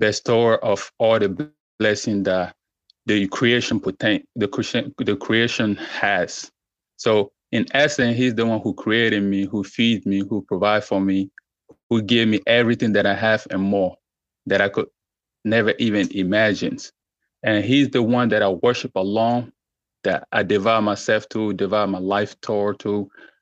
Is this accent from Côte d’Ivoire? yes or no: yes; Côte d’Ivoire; now in Texas, United States; I'm originally from West Africa, Ivory Coast, to be precise, but I'm currently living in the United States of America, Texas